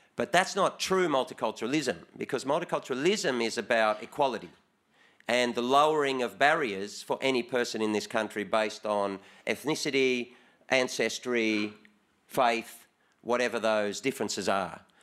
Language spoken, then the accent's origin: English; Australia; as an Australian